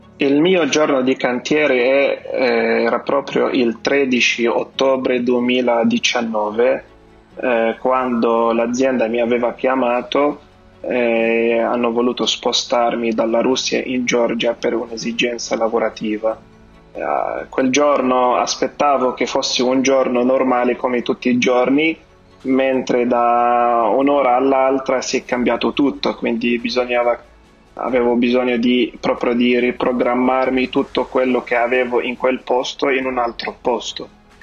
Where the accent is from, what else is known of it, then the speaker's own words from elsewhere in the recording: Lebanon; Italian is a second language; moved away as an adult; now in Italy; Io vengo dal Libano